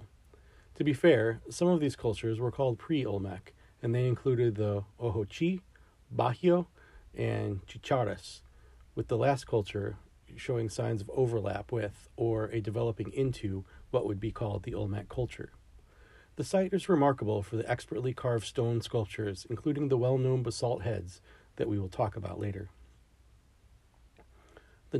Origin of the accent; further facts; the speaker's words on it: United States; I'm an American